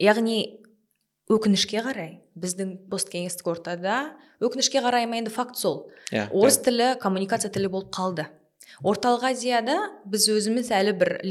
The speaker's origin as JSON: {"language": "Kazakh", "country": "Kazakhstan", "tie": "born or raised there", "said": "мен сол үш тілді қазақ болған мүмкіндігім бар бірақ мен ол үш орыс тілді ортада өскен адаммын"}